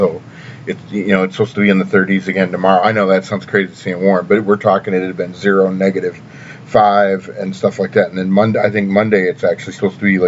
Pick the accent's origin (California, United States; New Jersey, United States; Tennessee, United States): Tennessee, United States; moved away; also born or lived in Orlando, Florida; growing up in Tennessee, winter really isn't a part of my life